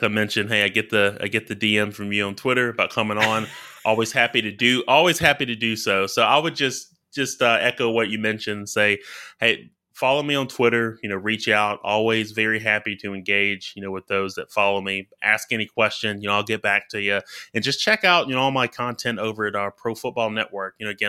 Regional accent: Alabama, United States; just from growing up in Alabama. Like I follow the SEC closely, especially University of Alabama.

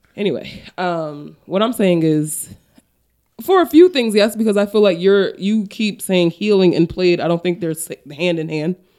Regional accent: Paterson, New Jersey, United States; I'm from Patterson.

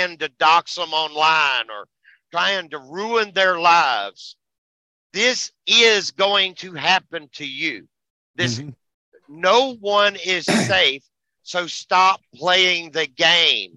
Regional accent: United States; we're American

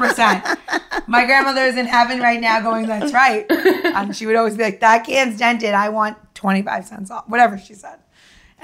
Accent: New York, United States; I'm from New York

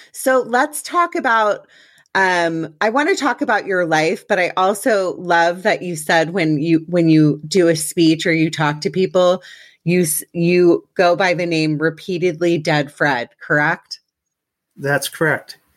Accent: Winnipeg, Manitoba, Canada; I was originally born in Winnipeg

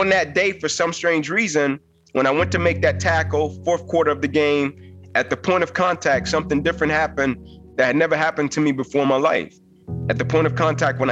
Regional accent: Atlanta, Georgia, United States; I was Atlanta public school kid. I was from Atlanta

